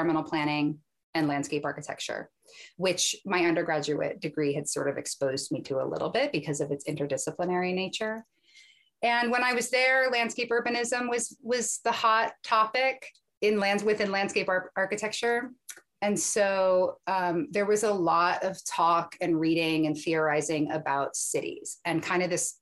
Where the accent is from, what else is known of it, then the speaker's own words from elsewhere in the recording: Arlington, Virginia, United States; I was born and raised outside of Washington, D.C. in Arlington, mm-hmm. Virginia